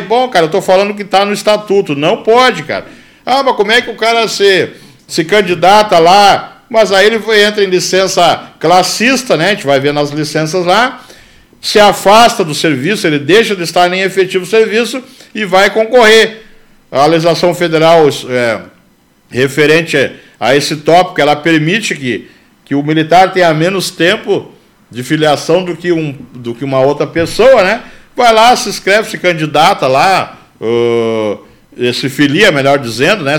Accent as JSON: {"language": "Portuguese", "country": "Brazil", "said": "Sou brasileiro com muito orgulho"}